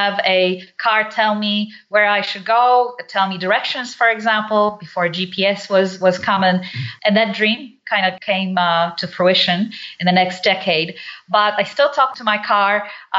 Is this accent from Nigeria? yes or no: yes; Nigeria; also born or lived in Poland / England; now in United States; I was born in Poland. I'm Polish. I was brought up in Africa, Nigeria, then went through actually three countries. But I came to the U.S. straight from England.